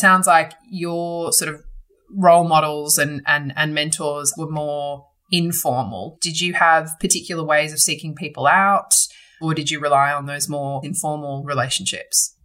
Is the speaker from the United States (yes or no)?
no; Sydney, New South Wales, Australia; I was born and bred in Sydney